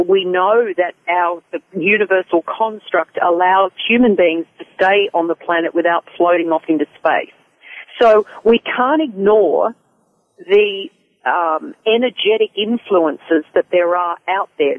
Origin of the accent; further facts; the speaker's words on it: Australia; moved away; I'm an Australian